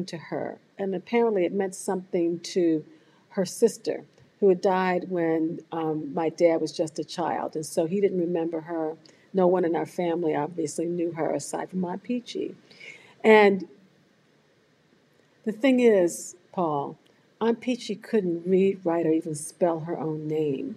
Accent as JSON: {"language": "English", "town": "Washington", "region": "District of Columbia", "country": "United States", "tie": "born or raised there", "said": "I grew up in Washington, D.C., the youngest of 5 siblings."}